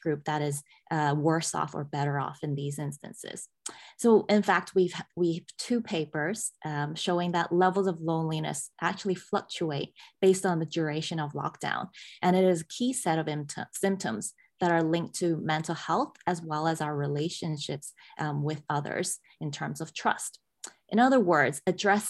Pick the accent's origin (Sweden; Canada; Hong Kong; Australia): Hong Kong; moved away; as a teenager growing up in Hong Kong